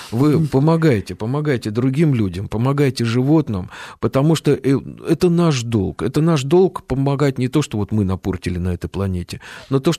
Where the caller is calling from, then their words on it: Saint Petersburg, Russia; я из Санкт-Петербурга.